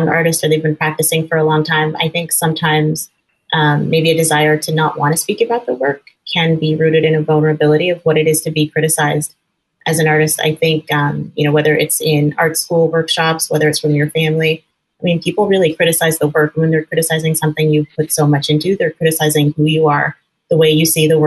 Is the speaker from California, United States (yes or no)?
yes; Northern California, United States; now in Chicago, United States; I grew up in Northern California, actually in a very progressive part of the country